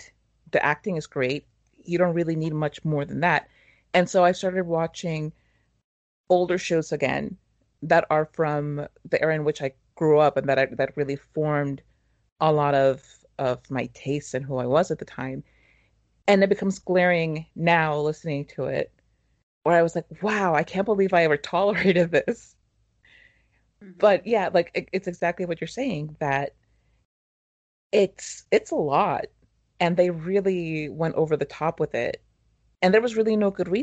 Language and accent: English; Mexico; growing up in Mexico watching telenovelas